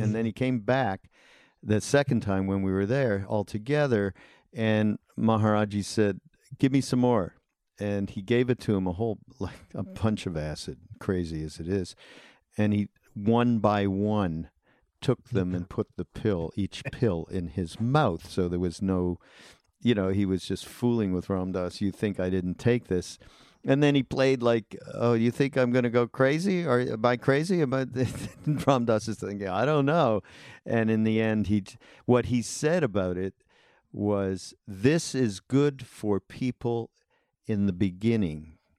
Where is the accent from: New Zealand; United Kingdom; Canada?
Canada; now in United States; I was an immigrant from Canada.